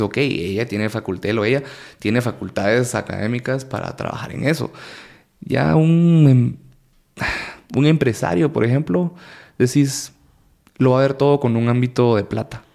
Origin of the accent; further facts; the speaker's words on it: Guatemala; como cualquier guatemalteco